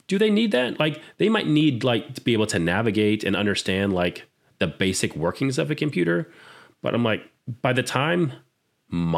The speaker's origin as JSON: {"language": "English", "town": "Orlando", "region": "Florida", "country": "United States", "tie": "born or raised there", "said": "I grew up in Orlando, Florida"}